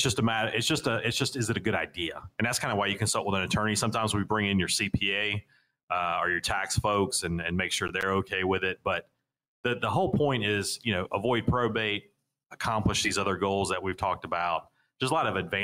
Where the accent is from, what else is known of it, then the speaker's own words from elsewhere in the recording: Raleigh, North Carolina, United States; I'm originally from the South Raleigh area here